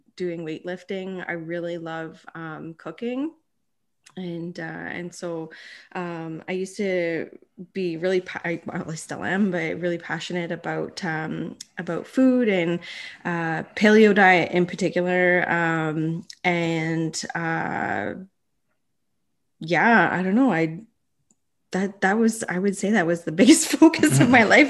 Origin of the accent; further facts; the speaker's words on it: Bruce Mines, Ontario, Canada; also born or lived in Sault Ste. Marie; I grew up in Bruce Mines.